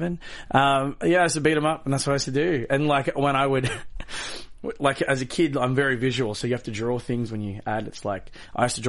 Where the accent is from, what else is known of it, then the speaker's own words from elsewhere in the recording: Australia; I was born in Australia